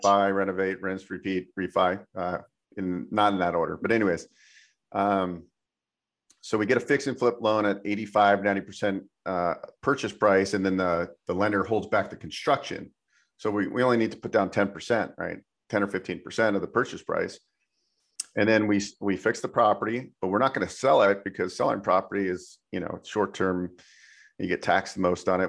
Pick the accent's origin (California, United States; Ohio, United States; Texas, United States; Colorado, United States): California, United States; San Francisco Bay Area; moved away as an adult; also born or lived in Incline Village, Nevada; I grew up in California in the San Francisco Bay Area, and then I relocated to uh, Nevada